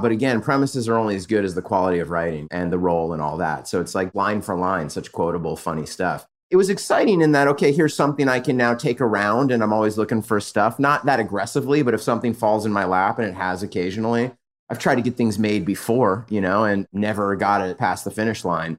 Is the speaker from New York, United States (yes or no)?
no; San Diego, California, United States; now in Los Angeles, United States; And from San Diego, I grew up in Southern California.